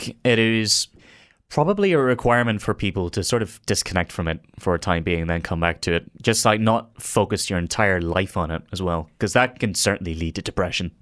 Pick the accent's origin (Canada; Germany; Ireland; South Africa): Ireland; as an Irishman